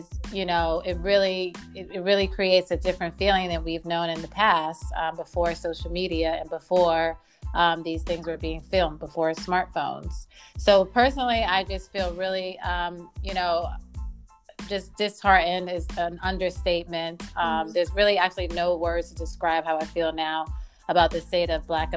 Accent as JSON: {"language": "English", "town": "New York City", "region": "New York", "country": "United States", "tie": "born or raised there", "said": "I was raised by a single mother in Harlem and the Bronx."}